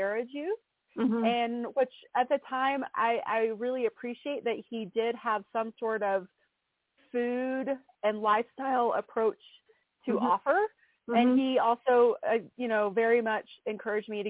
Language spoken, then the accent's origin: English; East Tennessee, United States; I'm from East Tennessee, so I grew up around a lot of farms and farmers.